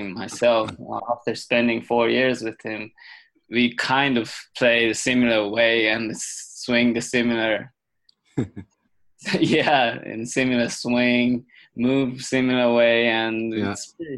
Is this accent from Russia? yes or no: no; Japan; moved away as an adult; also born or lived in United States; growing up in Japan, playing squash was pretty tough